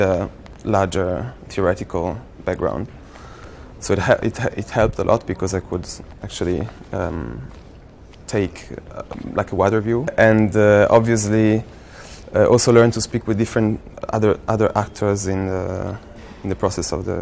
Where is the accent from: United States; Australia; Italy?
Italy; now in London, United Kingdom; I come from Italy